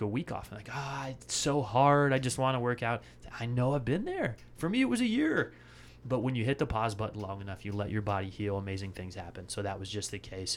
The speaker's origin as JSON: {"language": "English", "town": "Bellingham", "region": "Washington", "country": "United States", "tie": "born or raised there", "also_born_or_lived": "San Francisco Bay Area", "moved": "as an adult", "lives_now": "Austin, United States", "said": "I grew up right outside of Vancouver, British Columbia, Bellingham, Washington"}